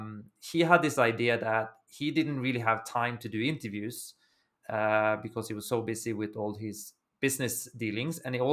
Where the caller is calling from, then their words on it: Milan, Lombardy, Italy; I'm joining you from Italy. I'm in Milan, so northern part of Italy.